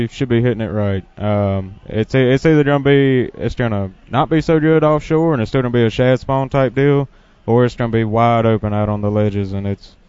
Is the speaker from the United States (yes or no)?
yes; West Monroe and Monroe, North Louisiana, United States; I'm from Louisiana.